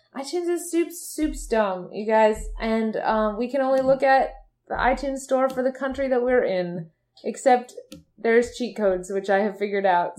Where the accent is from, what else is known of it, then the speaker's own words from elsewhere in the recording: Michigan, United States; We're from Michigan